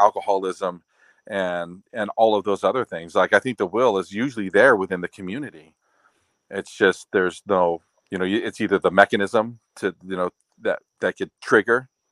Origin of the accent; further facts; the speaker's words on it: Oahu, Hawaii, United States; now in Maui, United States; I'm from Oahu